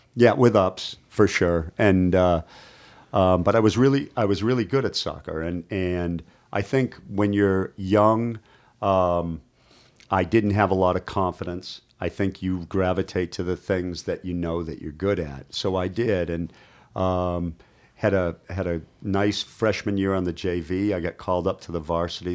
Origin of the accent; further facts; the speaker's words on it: Boston, Massachusetts, United States; moved away; I grew up in Boston